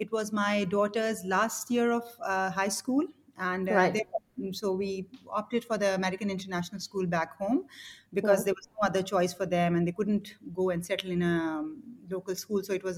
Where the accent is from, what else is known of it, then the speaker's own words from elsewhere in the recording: Pakistan; moved away as an adult; also born or lived in Kenya / Bangladesh / United Kingdom; now in Hong Kong; So I'm from Pakistan.